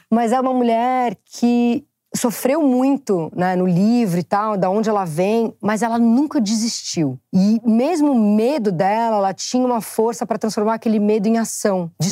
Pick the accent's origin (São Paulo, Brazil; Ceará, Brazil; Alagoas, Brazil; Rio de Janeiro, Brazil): São Paulo, Brazil; eu sou muito paulista